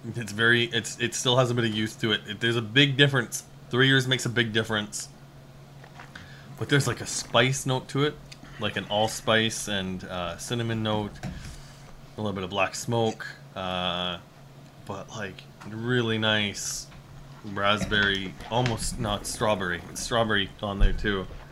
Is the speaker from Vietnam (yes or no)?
no; Regina, Saskatchewan, Canada; moved away; I am from Saskatchewan